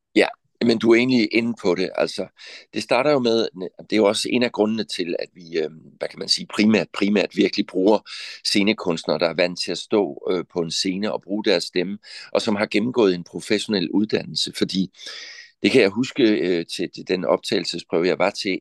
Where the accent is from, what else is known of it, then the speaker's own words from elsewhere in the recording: Southern Jutland, Southern Denmark, Denmark; Men født og opvokset i Sønderjylland, det betyder meget for mig at sige